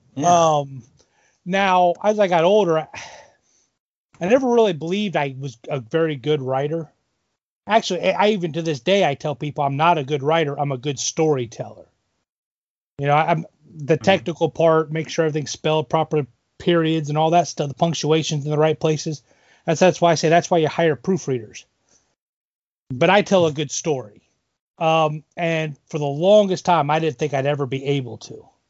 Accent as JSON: {"language": "English", "town": "Elida", "region": "Ohio", "country": "United States", "tie": "born or raised there", "lives_now": "Columbus Grove, United States", "said": "I actually grew up in Elida, so kind of okay. another small village"}